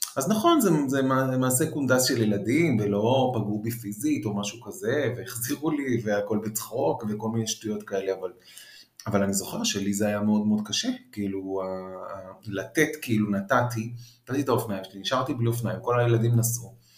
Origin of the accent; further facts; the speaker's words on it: Israel; also born or lived in Paris, France; נולדתי בארץ ואז נסענו לחמש שנים וחזרתי